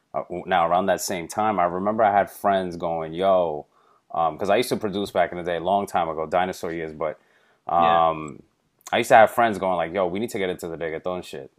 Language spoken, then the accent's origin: English; New York City, New York, United States; I went to school in Brooklyn during a heavy hip hop era. I'm from the Bronx. I spent a lot of time in Manhattan, uptown, also in Queens.